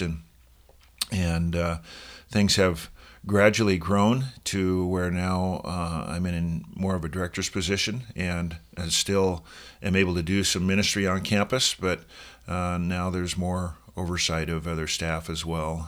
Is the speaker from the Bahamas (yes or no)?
no; Seattle, Washington, United States; moved away as an adult; also born or lived in Oregon; now in Sun Valley, United States; I grew up in Seattle